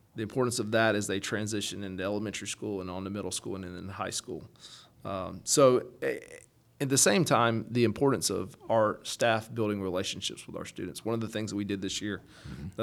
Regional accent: Valdosta, Georgia, United States; moved away as an adult; also born or lived in Athens, Georgia; now in Jackson County, Georgia, United States; I come from Valdosta uh, down in South Georgia, so grew up there

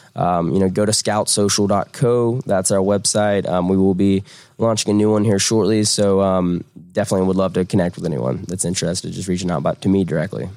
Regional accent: Southern Georgia, United States; moved away as an adult; now in Atlanta, United States; I'm, I'm, not originally from Atlanta. I'm from Southern Georgia, but I moved to Atlanta right after school

